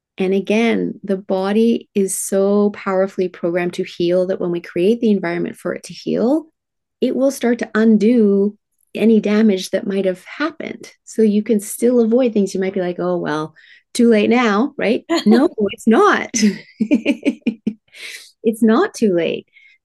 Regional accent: Tokyo, Japan; I was raised in Tokyo, Japan in the 1970s, manufacturing plants spewing out toxins. Yes, it was very cool being raised in Japan.

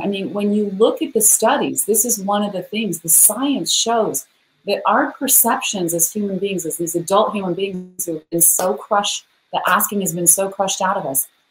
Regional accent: Idaho, United States; I'm a girl from Idaho.

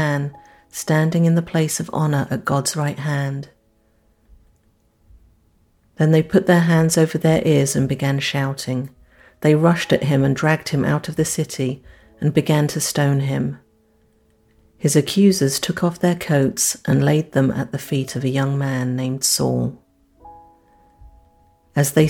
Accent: London, United Kingdom; now in Kannapolis, United States; I'm from London

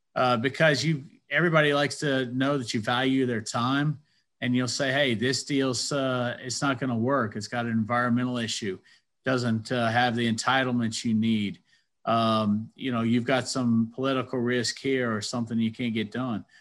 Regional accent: Athens, Georgia, United States; I grew up in Athens, Georgia

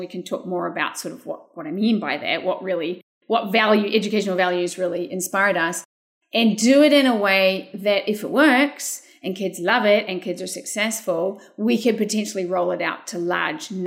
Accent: New Zealand; moved away as an adult; now in California, United States; I grew up in a small rural community in New Zealand

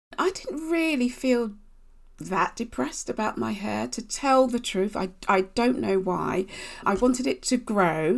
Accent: Basingstoke, South East England, United Kingdom; I grew up in Basingstoke in Hampshire.

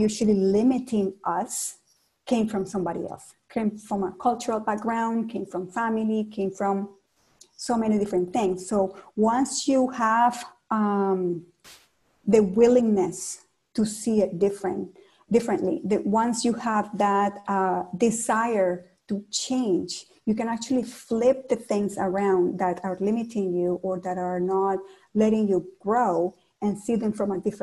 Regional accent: Cali, Valle del Cauca, Colombia; English is a second language; also born or lived in Toronto, Canada; now in Ottawa, Canada; In my hometown of Cali, Colombia

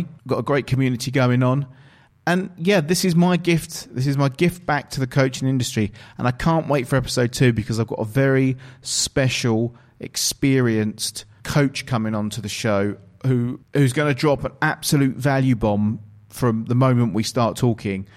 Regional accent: England, United Kingdom; I'm actually from England, from the United Kingdom

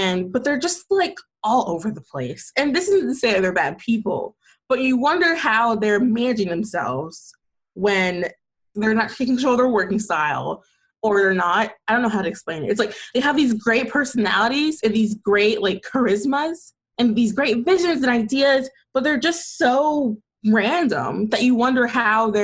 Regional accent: Atlanta, Georgia, United States; I'm from Atlanta, Georgia, and I'm still in Atlanta, Georgia, and I love it here

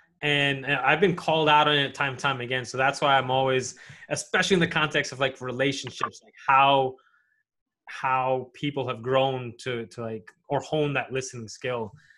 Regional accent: New York City, New York, United States; I grew up in New York City where like diversity didn't hit me until later on in life.

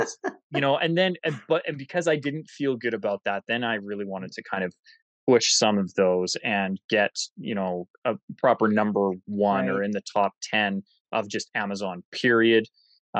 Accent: Canada; I'm Canadian

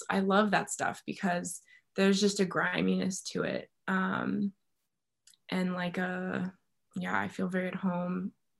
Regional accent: Bulgaria; also born or lived in Cuba; I grew up in Bulgaria and Cuba, so we didn't have like Reese's peanut butter cups and stuff like that.

